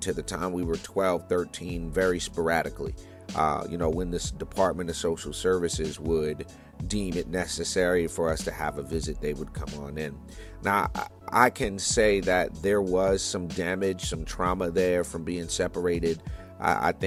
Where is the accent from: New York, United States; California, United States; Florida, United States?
New York, United States; New York City; moved away; I'm from New York originally. Born in Brooklyn, New York in the 1970s